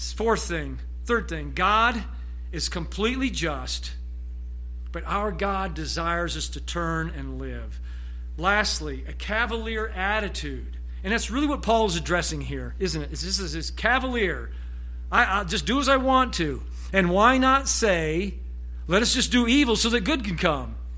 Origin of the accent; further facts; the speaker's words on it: United States; as the American Christian